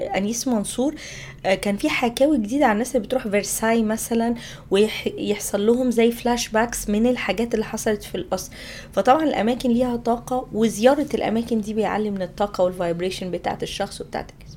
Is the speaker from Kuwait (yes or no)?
no; Egypt; عندنا في مصر